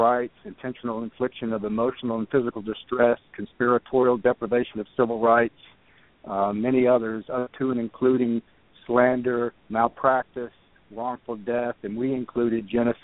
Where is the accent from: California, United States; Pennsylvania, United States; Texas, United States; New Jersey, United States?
Texas, United States; East; moved away as an adult; now in Exeter, New Hampshire, United States; I grew up in Texas, in a little town in East Texas